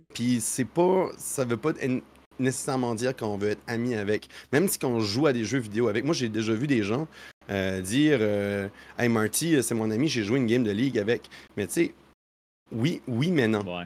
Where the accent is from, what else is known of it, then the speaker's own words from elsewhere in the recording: New Brunswick, Canada; moved away as an adult; now in Quebec City, Canada; je suis un, Acadien. J'ai grandi au Nouveau-Brunswick. je suis déménagé maintenant à Québec